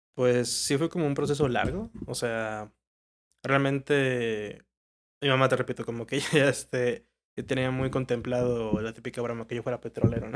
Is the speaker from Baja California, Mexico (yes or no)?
no; Villahermosa, Tabasco, Mexico; moved away as an adult; now in Mexico City, Mexico; me jalé a Tabasco toda la vida hasta la uni